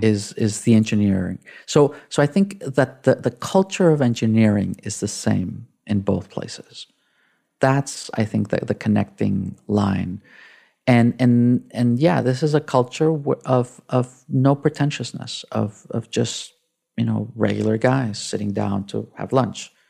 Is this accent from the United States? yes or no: no; Mexico City, Mexico; English is a second language; moved away as an adult; I grew up in Mexico City. Um, I spent, uh, the first eighteen years of my life in, uh, in Mexico